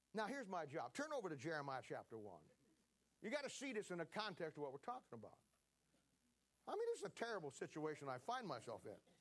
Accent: Ohio, United States; moved away as an adult; now in Kansas City, United States; I was born and raised in Ohio

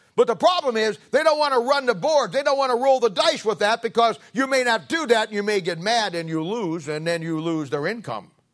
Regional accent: United States; I'm an American.

